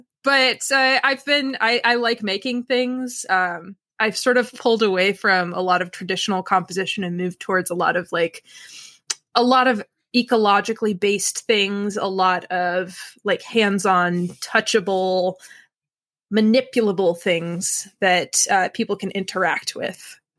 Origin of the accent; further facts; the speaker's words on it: Milford, Pennsylvania, United States; So I grew up in a little town called Milford, Pennsylvania, which is right in the tri-state area.